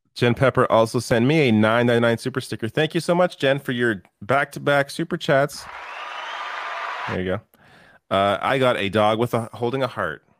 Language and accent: English; Canada